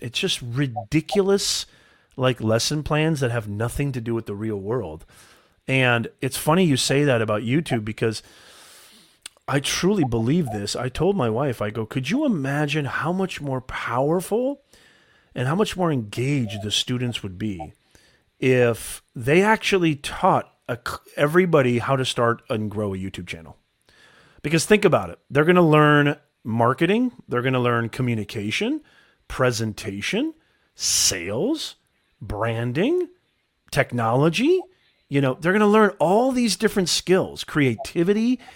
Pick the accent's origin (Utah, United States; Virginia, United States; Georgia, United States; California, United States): Utah, United States; Logan; moved away; also born or lived in Indiana; I was born in Logan, Utah